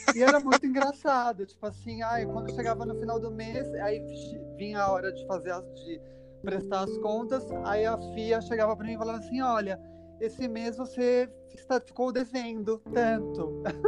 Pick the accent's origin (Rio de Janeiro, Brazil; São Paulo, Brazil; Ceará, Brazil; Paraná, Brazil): São Paulo, Brazil; Eu nasci, sou nascido e criado em São Paulo.